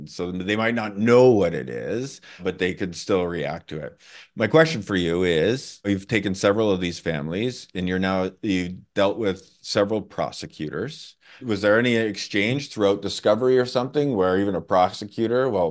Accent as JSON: {"language": "English", "country": "Canada", "said": "I'm from Canada"}